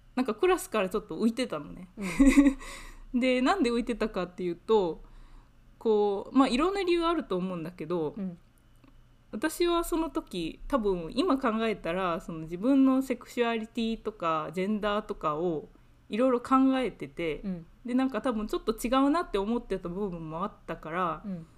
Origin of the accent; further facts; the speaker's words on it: Japan; moved away as an adult; now in United Kingdom; 私はもともと日本で生まれ育った